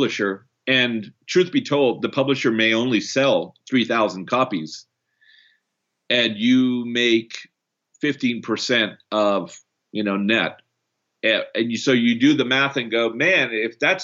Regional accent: Canada; also born or lived in Brazil; I'm also Canadian, born in Brazil

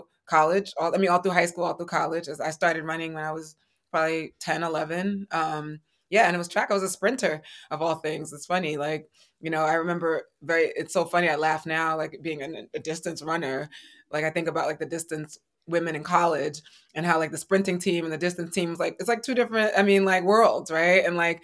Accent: New York City, New York, United States; I love New York. I'm a New Yorker

